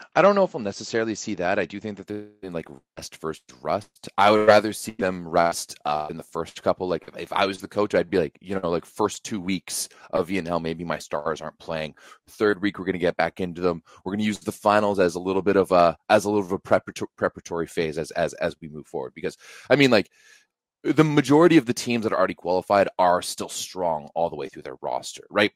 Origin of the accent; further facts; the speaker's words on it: Ottawa, Ontario, Canada; we're going back to Ottawa, my hometown